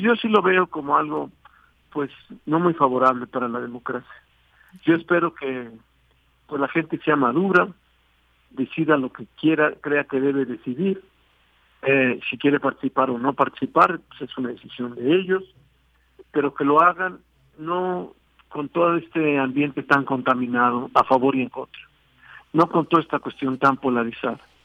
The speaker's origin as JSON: {"language": "Spanish", "country": "Mexico", "said": "como ciudadano y como mexicano"}